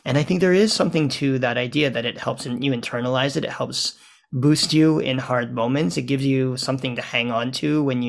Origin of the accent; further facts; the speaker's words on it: New Orleans, Louisiana, United States; My hometown.